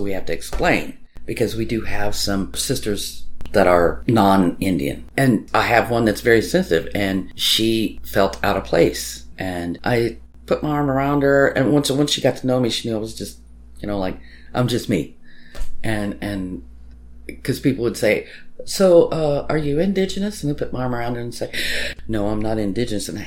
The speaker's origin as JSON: {"language": "English", "country": "Ireland", "said": "I am Irish, so I do have a line of Celtic traditions"}